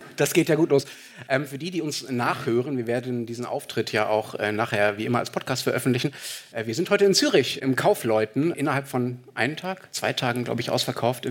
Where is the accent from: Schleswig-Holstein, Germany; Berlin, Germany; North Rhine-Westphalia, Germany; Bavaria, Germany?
North Rhine-Westphalia, Germany; Dortmund; in meiner Heimatstadt